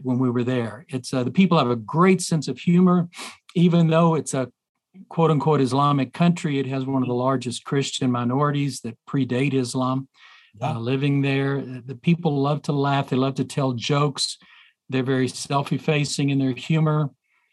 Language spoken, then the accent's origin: English; southern Arkansas, United States; moved away; my wife and I both grew up in southern Arkansas.